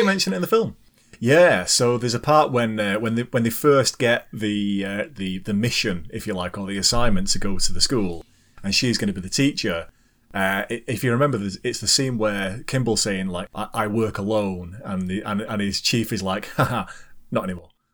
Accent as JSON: {"language": "English", "country": "United Kingdom", "said": "as a Brit"}